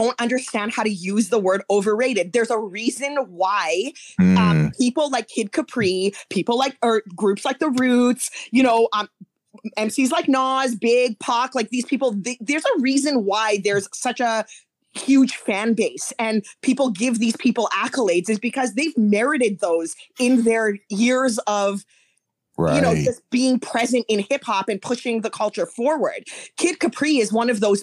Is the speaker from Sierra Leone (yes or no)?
no; Canada; I wasn't in the United States, obviously, ever, because I'm Canadian.